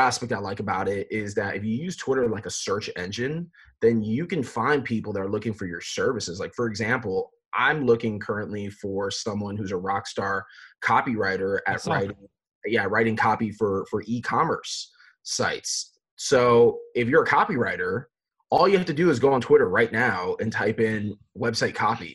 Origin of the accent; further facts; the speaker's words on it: Fort Lauderdale, Florida, United States; I grew up in South Florida, born and raised in Fort Lauderdale